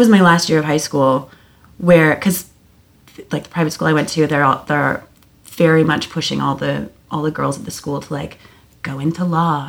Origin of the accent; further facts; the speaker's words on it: Ottawa, Ontario, Canada; Growing up in Ottawa was actually really lovely